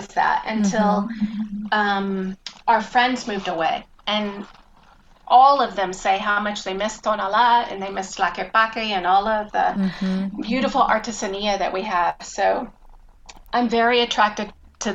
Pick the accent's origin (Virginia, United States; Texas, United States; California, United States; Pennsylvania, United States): Texas, United States; Dallas; moved away as an adult; also born or lived in Mexico City, Mexico; now in Guadalajara, Mexico; I'm originally from Dallas